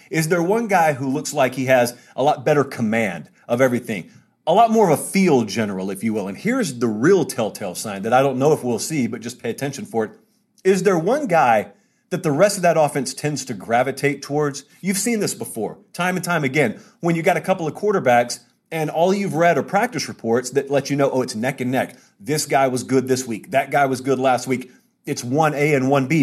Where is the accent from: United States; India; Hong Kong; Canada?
United States; Georgia; I grew up in Georgia